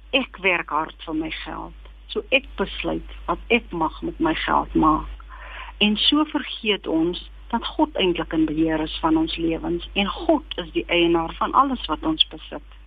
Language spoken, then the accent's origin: Afrikaans; Kimberley, Northern Cape, South Africa; ek is gebore en grootgeword in Kimberley waar ek my skoolloopbaan voltooi